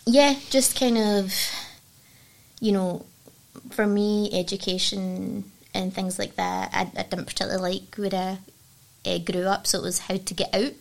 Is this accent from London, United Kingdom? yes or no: no; Dumbarton, Scotland, United Kingdom; I grew up in Dumbarton